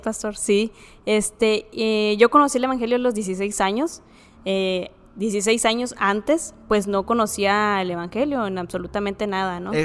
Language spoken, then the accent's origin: Spanish; Ciudad Juárez, Chihuahua, Mexico; soy de aquí de Ciudad Juárez